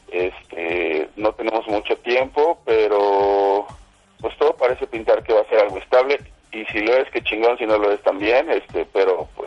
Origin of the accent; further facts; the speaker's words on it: Mexico City, Mexico; yo soy un defeño 100%